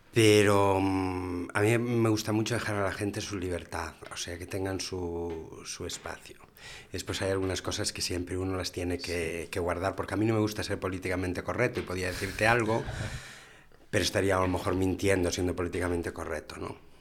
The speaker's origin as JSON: {"language": "Spanish", "region": "Galicia", "country": "Spain", "moved": "as an adult", "lives_now": "Gijón, Spain", "said": "soy gallego"}